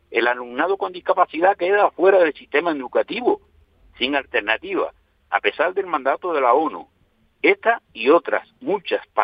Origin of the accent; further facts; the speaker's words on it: Canary Islands, Spain; Somos un 15% de la población. Tenemos legislados nuestros derechos y somos canarios como los demás.